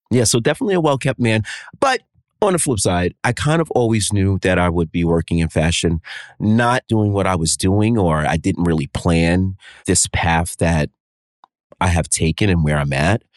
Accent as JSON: {"language": "English", "region": "New York", "country": "United States", "tie": "born or raised there", "said": "a native New Yorker, born and raised here"}